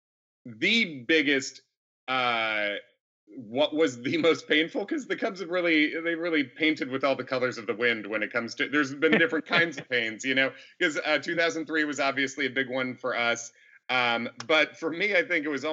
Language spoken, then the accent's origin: English; Chicago, Illinois, United States; moved away; also born or lived in New York; I grew up mostly in Chicago